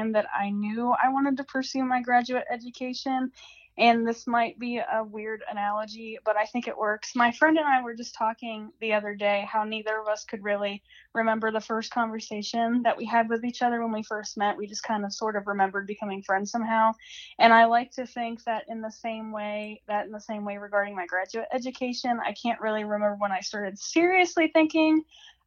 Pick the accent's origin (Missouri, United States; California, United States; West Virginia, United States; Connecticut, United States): West Virginia, United States; Hancock County; my hometown is in Hancock County, West Virginia